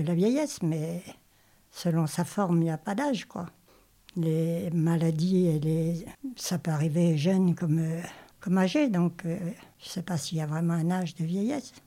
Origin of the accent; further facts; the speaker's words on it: Normandy, France; moved away as an adult; also born or lived in Paris region; Je viens de Normandie à l'origine et j'ai passé ma vie en région parisienne depuis l'âge de 18 ans.